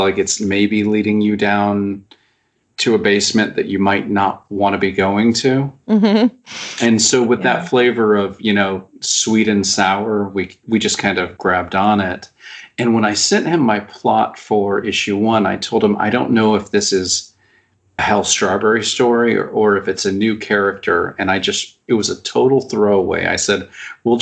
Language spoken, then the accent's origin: English; United States; I'm an American writer